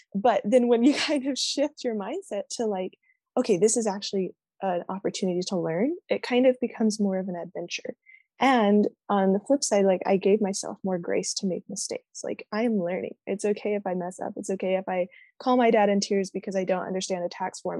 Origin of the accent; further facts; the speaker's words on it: Austin, Texas, United States; now in Utah, United States; I'm from Austin, Texas